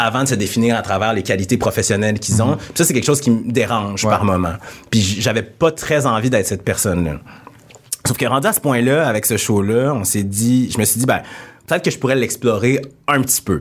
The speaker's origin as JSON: {"language": "French", "town": "Quebec City", "region": "Quebec", "country": "Canada", "tie": "born or raised there", "also_born_or_lived": "Senegal / Jonquière", "accent": "Québécois", "said": "Je viens de Québec. Je suis entouré de personnes blanches. Euh, la majorité de mes amis sont blancs. J'ai grandi dans cet environnement-là."}